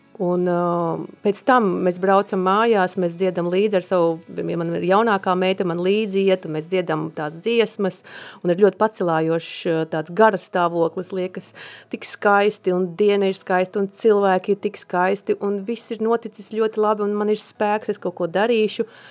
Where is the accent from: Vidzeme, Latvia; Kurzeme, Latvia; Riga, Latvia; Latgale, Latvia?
Latgale, Latvia; now in Sigulda, Latvia; es esmu no Latgales un man ticība ir saknēs manā ģimenē